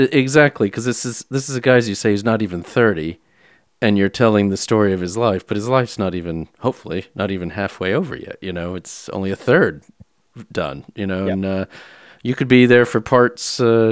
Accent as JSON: {"language": "English", "country": "United States", "tie": "born or raised there", "said": "when I was growing up in the States"}